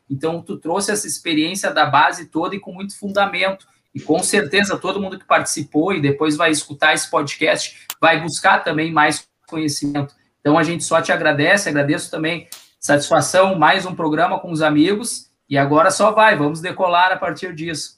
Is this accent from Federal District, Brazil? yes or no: no; Porto Alegre, Rio Grande do Sul, Brazil; aqui eu cresci jogando aqui no Cruzeirinho, quando era na Protásio Alves, aqui do Morro Santana